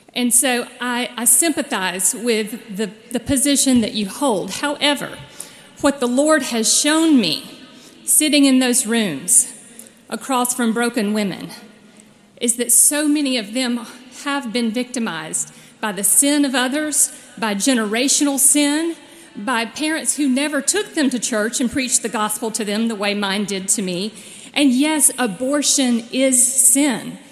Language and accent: English; Dothan, Alabama, United States; my hometown of Dothan, Alabama